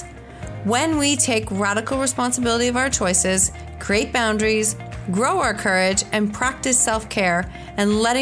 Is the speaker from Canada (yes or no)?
yes; Canada; also born or lived in Kitchener-Waterloo, Ontario; I'm definitely a Canadian. I'm literally up the street from you. When I looked it up, I was like, oh, I'm in Kitchener-Waterloo